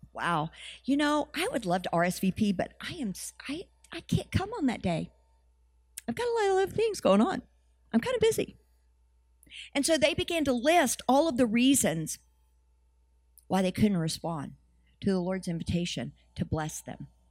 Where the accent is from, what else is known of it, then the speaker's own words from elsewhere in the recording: United States; we're the Western Church and we're from America